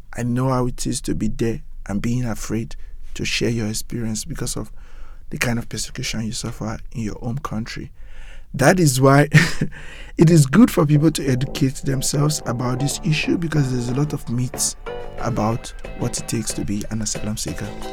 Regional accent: Nigeria; moved away as an adult; now in New York City, United States; I grew up in Nigeria, very corrupt

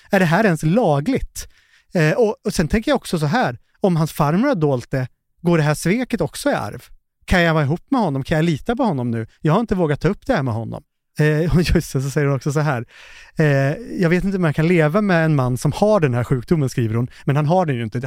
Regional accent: Finland; Jag är ju finne

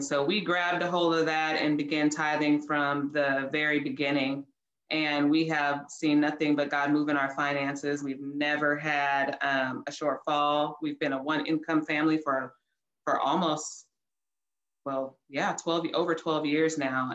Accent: Oceanside, California, United States; now in Houston, United States; I am from Oceanside, California, now living in Houston, Texas.

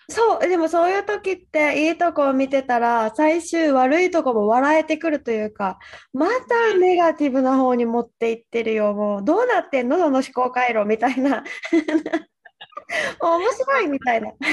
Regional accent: Okinawa, Japan; 私が沖縄出身ってなって

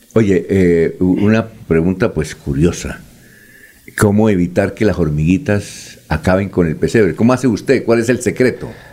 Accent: Barichara, Santander, Colombia; yo soy de Barichara

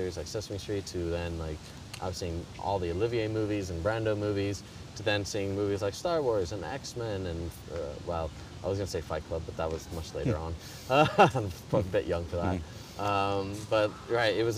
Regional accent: Chicago, Illinois, United States; moved away as an adult; now in London, United Kingdom; I was born in Chicago, Illinois

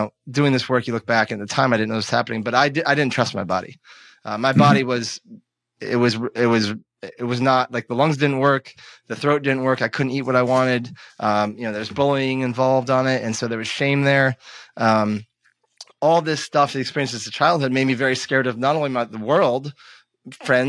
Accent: Vermont, United States; I grew up in Vermont where the pollen was really, really heavy.

